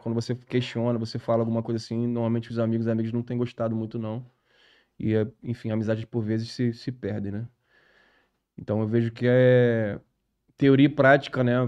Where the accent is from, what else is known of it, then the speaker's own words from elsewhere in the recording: Rio de Janeiro, Brazil; also born or lived in Vista Alegre; eu sou nascido é e criado no, no, no Irajá